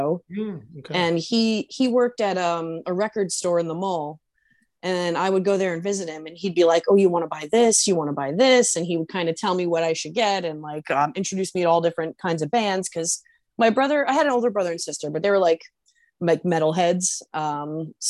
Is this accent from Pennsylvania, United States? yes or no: no; New Brunswick, New Jersey, United States; I was born in New Brunswick, New Jersey, and I've lived near the Brunswicks pretty much most of my childhood life